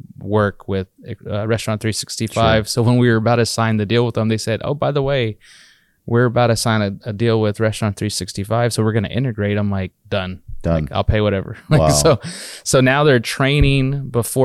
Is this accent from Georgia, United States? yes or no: no; Texas, United States; we're from Texas originally, our founders, and a lot of us are.